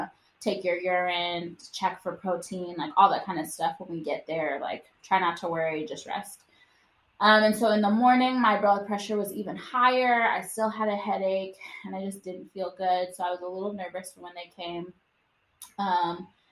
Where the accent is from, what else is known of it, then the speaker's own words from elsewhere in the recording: Wisconsin, United States; moved away; we're from Wisconsin and none of our, you know, immediate family lives here.